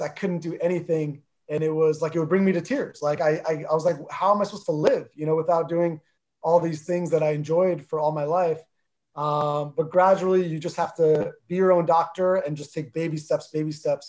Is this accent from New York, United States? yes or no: no; New Jersey, United States; accent: Jersey; first language Armenian; English is a second language; I grew up in North Jersey